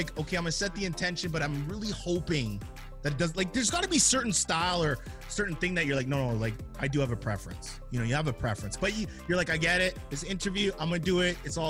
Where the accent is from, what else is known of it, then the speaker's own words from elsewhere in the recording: Jamaica; and I as a Jamaican, I always hate to admit it